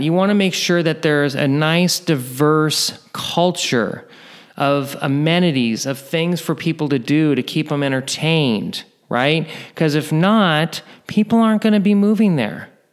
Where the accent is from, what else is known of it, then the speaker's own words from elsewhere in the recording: near Oakland, Northern California, United States; I'm originally from Northern California, not too far from Oakland